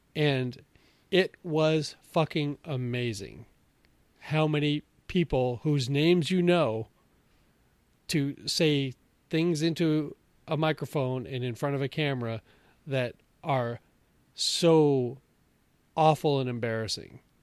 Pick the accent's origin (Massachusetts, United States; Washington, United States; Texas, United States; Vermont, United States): Washington, United States; Bellevue; I grew up in Bellevue, Washington.